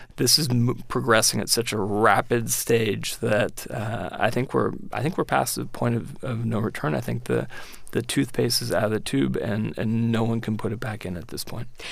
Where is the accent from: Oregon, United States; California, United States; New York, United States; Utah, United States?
California, United States; San Francisco; moved away as an adult; also born or lived in Berkeley; now in Washington, United States; I grew up in San Francisco, and I went to Berkeley